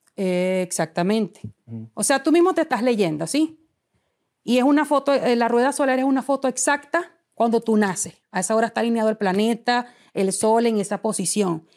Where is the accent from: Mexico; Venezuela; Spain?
Venezuela; moved away as an adult; Cuando me fui del país y emigré por primera vez